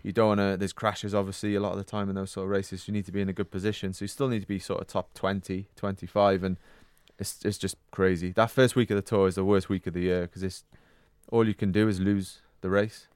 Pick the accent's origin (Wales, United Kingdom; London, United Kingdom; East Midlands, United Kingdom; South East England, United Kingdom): Wales, United Kingdom; being British and, and Welsh